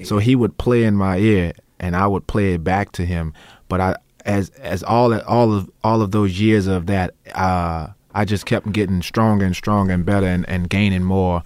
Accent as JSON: {"language": "English", "town": "New Orleans", "region": "Louisiana", "country": "United States", "tie": "born or raised there", "accent": "New Orleans", "said": "we, we grew up improvising in New Orleans, so And when I got to, to the Noka school, um, it was very strange for me that people would plan other people's solo, 'cause that, that's not what we did in Treme."}